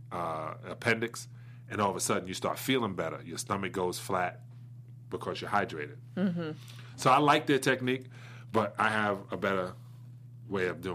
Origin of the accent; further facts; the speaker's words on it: New York City, New York, United States; Brooklyn, New York